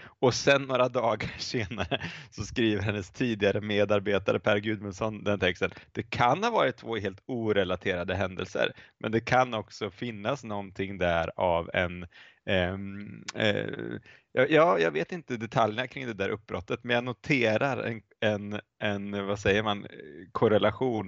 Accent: Linköping, Östergötland, Sweden; moved away as an adult; also born or lived in Lund / Uppsala / United States; jag är uppvuxen i Linköping eh, där jag har återvänt eh, till för ett antal år sedan

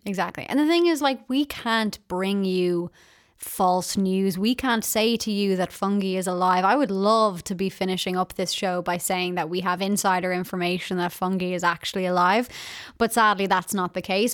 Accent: Ireland; being Irish

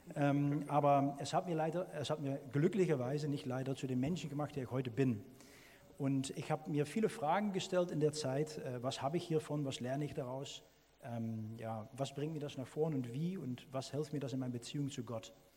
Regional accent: Netherlands; German is a second language; now in Germany; als Niederländer

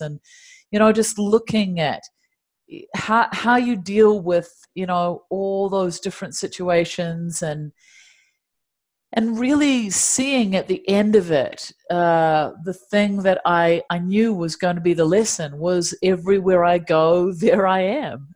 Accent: Dunedin, Otago, New Zealand; moved away as an adult; now in Los Angeles, United States; there are penguins in my hometown of Dunedin

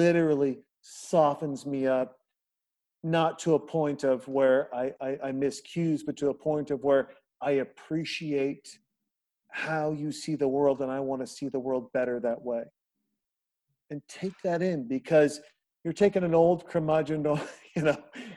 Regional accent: Montana, United States; I'm a kid from Montana. I made my own bullets to go shoot deer

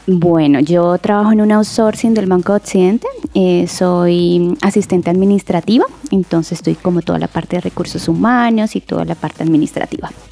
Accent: Venezuela; moved away as an adult; para volver a Venezuela, porque pues soy venezolana

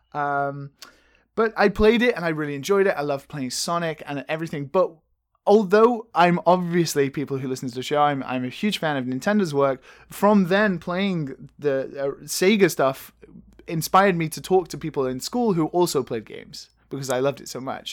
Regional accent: England, United Kingdom; I'm from England

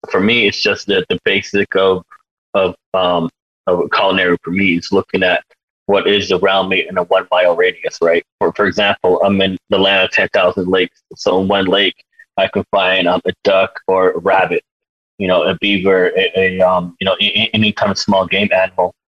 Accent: United States; born or raised there

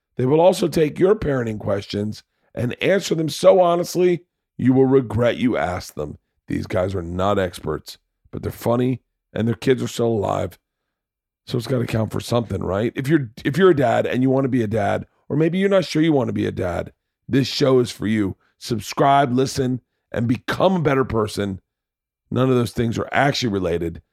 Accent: the South, United States; I grew up in the South

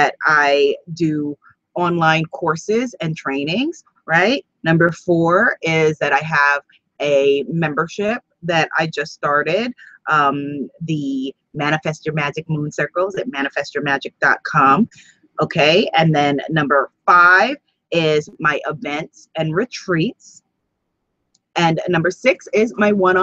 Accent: New York, United States; also born or lived in Guyana (ancestry); although my family is from Guyana, South America, that I am a New York girl. And so I like being a New Yorker

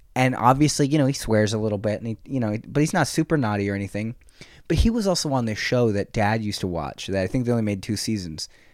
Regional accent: San Jose, California, United States; "Where are you from?" And I said, "San Jose."

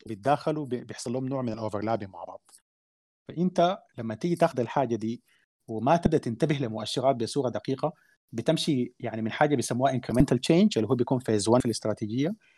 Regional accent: Sudan; احنا عندنا في السودان

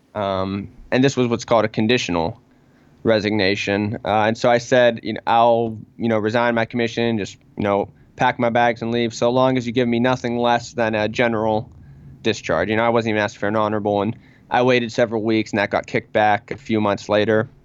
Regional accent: Pittsburgh, Pennsylvania, United States; I am from Pittsburgh, of course, the Pittsburgh area

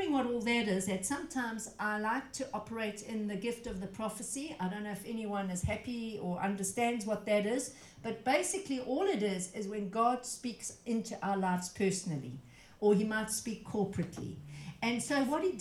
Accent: South Africa; I come from South Africa

